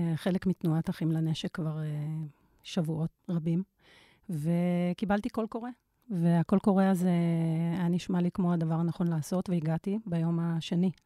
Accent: Tel Aviv, Tel Aviv District, Israel; אני גם מתל אביב

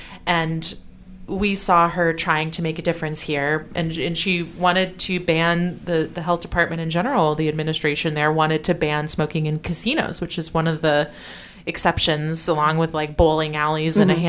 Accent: Illinois, United States; now in St. Louis, United States; Well, I came from Illinois and I was on it when I moved to St. Louis. I've lived in the St. Louis area since 2016.

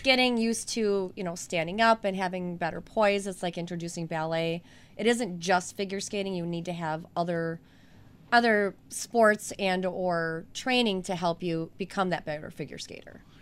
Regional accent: Wauwatosa, Wisconsin, United States; I grew up in Wauwatosa

